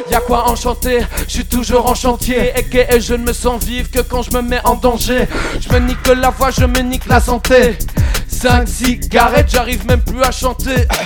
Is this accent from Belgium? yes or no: yes; Liège, Wallonia, Belgium; on vient de Liège.